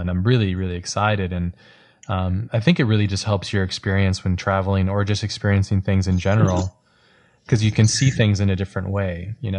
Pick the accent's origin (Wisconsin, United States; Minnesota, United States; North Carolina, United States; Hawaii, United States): Hawaii, United States; I grew up in Hawaii too